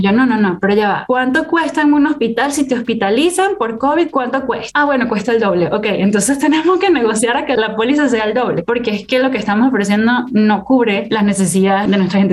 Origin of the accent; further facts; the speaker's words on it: Caracas, Capital District, Venezuela; moved away as an adult; also born or lived in Singapore / United States; yo soy venezolana